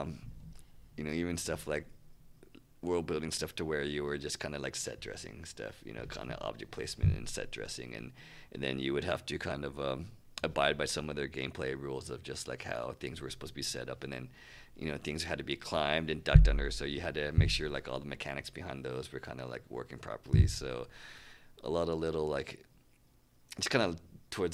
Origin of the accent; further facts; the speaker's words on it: Santa Barbara, California, United States; also born or lived in San Diego; I grew up in Santa Barbara, and we moved to San Diego my senior year